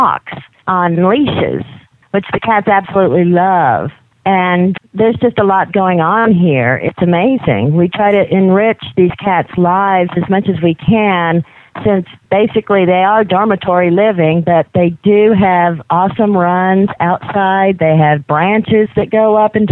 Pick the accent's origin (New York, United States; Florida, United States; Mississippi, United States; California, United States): Mississippi, United States; Jackson; now in Utah, United States; I'm originally from Jackson, Mississippi, but I haven't been there in quite a long time. But I think I still have my accent